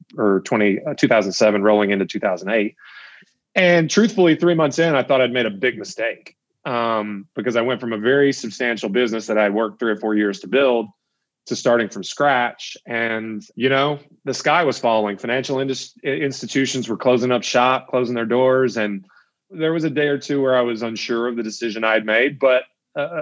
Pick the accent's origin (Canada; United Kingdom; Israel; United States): United States; Elizabethtown, Kentucky; Elizabethtown is my hometown